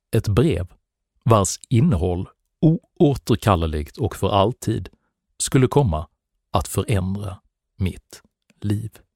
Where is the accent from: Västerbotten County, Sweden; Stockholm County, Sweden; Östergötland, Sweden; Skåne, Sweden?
Skåne, Sweden; Malmö; Jag växte upp i Malmö på 70-talet